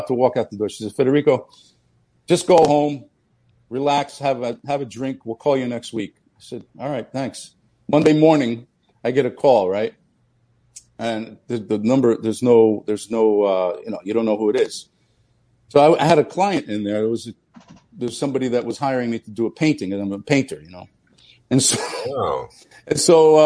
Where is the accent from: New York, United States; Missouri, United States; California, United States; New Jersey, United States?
New Jersey, United States; also born or lived in Naples, Italy; I was born in Naples, Italy, and I grew up in New Jersey.